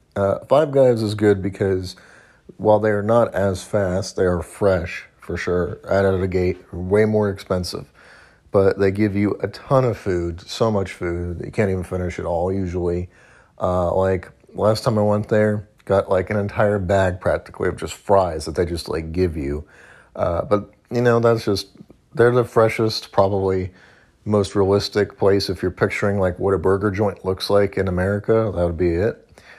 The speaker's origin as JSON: {"language": "English", "region": "Missouri", "country": "United States", "tie": "born or raised there", "said": "I grew up in Missouri"}